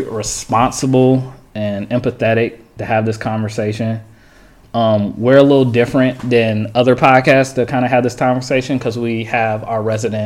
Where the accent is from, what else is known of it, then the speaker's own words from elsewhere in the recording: Stone Mountain, Georgia, United States; me growing up in Stone Mountain